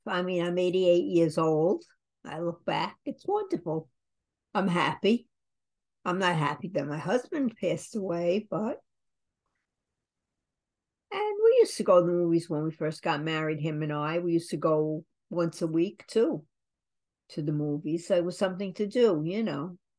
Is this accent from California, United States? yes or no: no; New York City, New York, United States; I grew up in the Bronx.